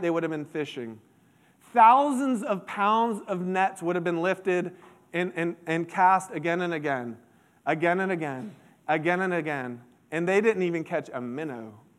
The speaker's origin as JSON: {"language": "English", "region": "Central Florida", "country": "United States", "tie": "born or raised there", "said": "I grew up in Central Florida"}